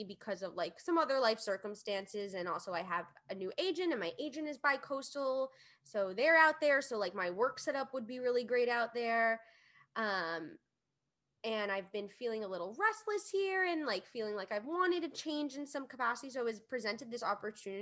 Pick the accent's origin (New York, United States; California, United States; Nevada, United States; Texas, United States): New York, United States; we grew up in New York, and I love New York to death. I love this city.